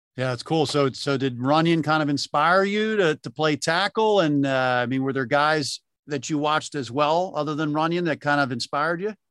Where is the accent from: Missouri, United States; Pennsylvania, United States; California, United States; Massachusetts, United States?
Pennsylvania, United States; Delaware County; I, I grew up in Delco